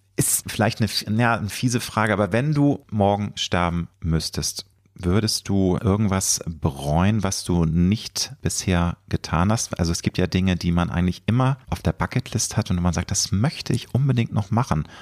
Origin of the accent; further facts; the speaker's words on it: Hamburg, Germany; weil ich bin ja ein Hamburger ähm, nicht waschecht